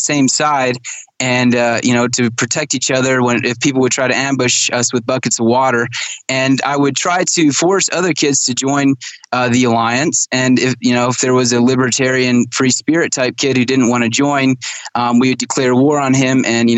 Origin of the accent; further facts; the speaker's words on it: Kenya; Yeah, so my parents were missionaries in Kenya, Africa. So I grew up in Kenya, and they were Amish Mennonite missionaries, by the way.